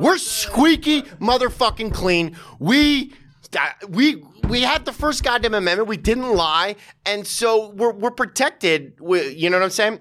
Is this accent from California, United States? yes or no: yes; Santa Monica, California, United States; now in New York City, United States; I grew up in in, in, in Santa Monica, L